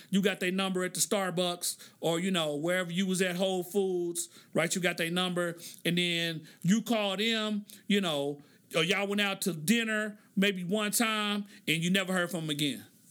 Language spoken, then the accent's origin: English; Oklahoma, United States; I'm from Oklahoma